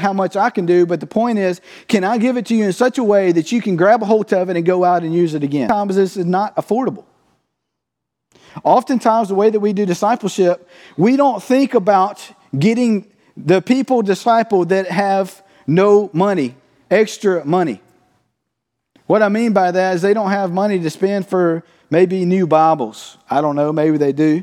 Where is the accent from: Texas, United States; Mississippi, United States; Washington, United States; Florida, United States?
Mississippi, United States; Cottonville; I'm from Cottonville, Mississippi